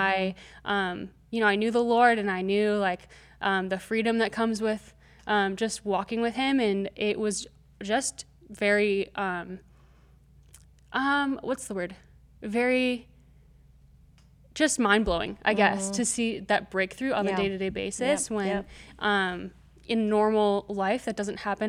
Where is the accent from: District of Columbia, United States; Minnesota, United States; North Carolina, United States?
Minnesota, United States; I'm from Minnesota originally.